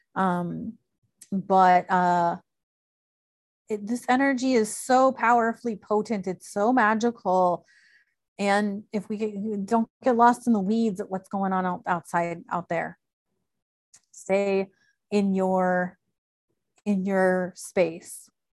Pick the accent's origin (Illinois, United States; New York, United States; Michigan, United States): Illinois, United States; moved away; also born or lived in Chicago; I grew up in Illinois